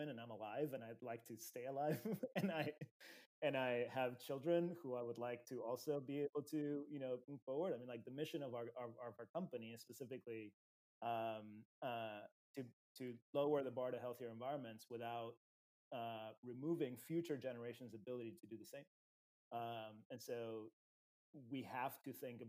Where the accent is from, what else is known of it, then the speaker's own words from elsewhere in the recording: Uruguay; I grew up in Latin America. I grew up in Uruguay specifically.